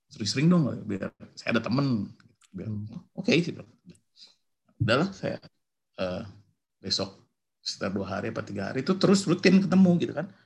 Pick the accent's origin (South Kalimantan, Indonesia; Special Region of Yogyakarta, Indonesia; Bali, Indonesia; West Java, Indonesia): West Java, Indonesia; Bandung; iya saya dari Bandung